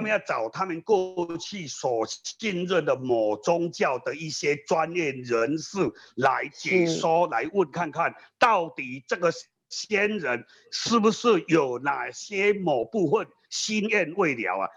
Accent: Yunlin County, Taiwan; 我是营林人

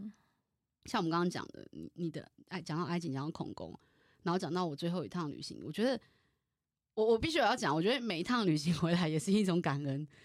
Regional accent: Taiwan; 我身为台湾人

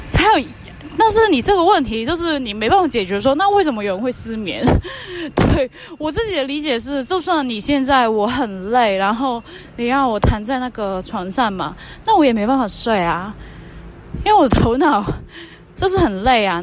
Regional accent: Hong Kong; Chinese is a second language; moved away as an adult; now in Taiwan; 我是一个以前在香港当记者的一个。就是来台湾这边念书的什么什么香港女生

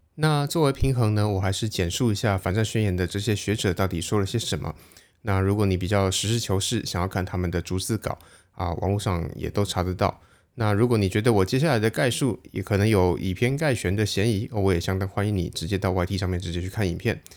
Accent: Taiwan; 我们台湾人

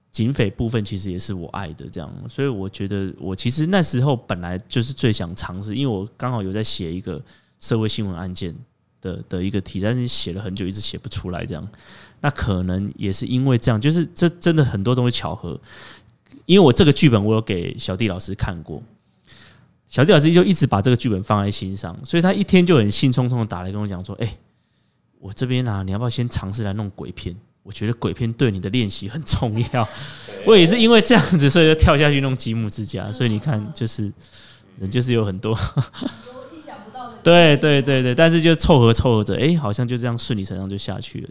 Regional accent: Taiwan; 尤其又跟我们台湾人民的生活这么契合

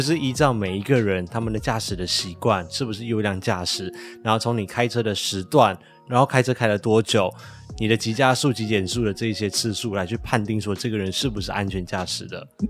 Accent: Malaysia; now in Taiwan; 我的老家，也就是马来西亚

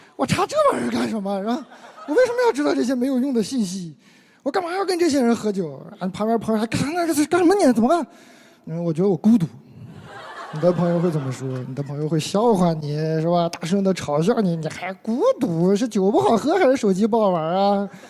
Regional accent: Inner Mongolia, China; 每个内蒙小孩差不多，可能吧，都见过自己的父亲喝醉了哭的样子

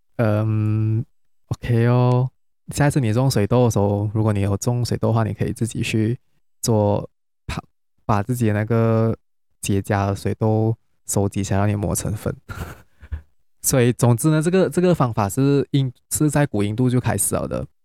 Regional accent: Penang, Malaysia; now in Kuala Lumpur, Malaysia; 我是从新加坡回来，但是我是马来西亚人，因为最近有放假，所以我会回， 我是，但是我是槟城人啊

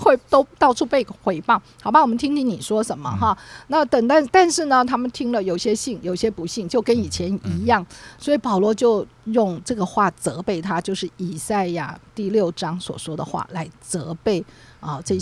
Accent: Taiwan; 我们台湾人最了解

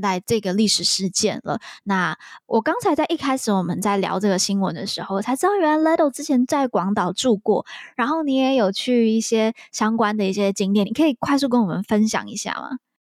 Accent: Taiwan; 身为台湾人我觉得还蛮值得去了解的

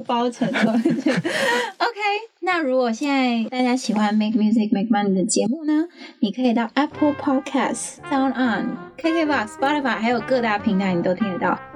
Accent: Changhua County, Taiwan; 我是彰化人哦

